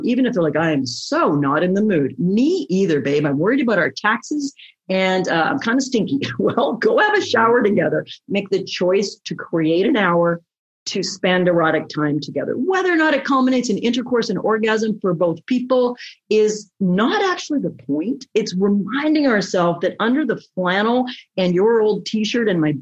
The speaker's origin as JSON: {"language": "English", "country": "Canada", "said": "I'm Canadian"}